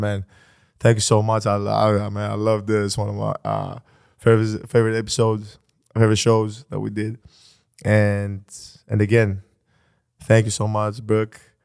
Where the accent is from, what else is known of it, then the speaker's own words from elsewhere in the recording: Athens, Attica, Greece; I was born in Athens, Greece